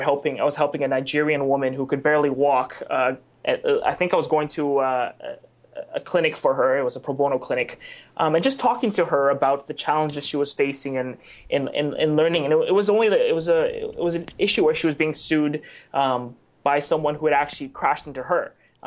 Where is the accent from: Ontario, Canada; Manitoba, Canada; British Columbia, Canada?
British Columbia, Canada; Vancouver; I'm a product of immigrants. I was born in Canada, but my parents are from mainland China, came during Expo 86 and settled here